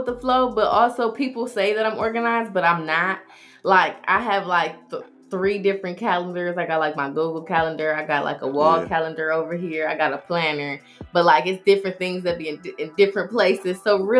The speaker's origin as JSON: {"language": "English", "town": "Detroit", "region": "Michigan", "country": "United States", "said": "But, yeah, I'm from Detroit."}